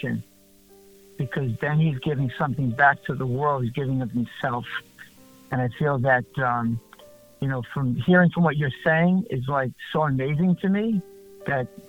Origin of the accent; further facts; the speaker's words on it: New York City, New York, United States; moved away as an adult; now in New Jersey, United States; I grew up in Brooklyn